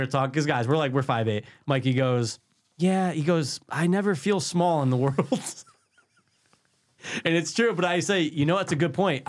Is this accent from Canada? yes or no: no; Russia; English is a second language; I come from Russia.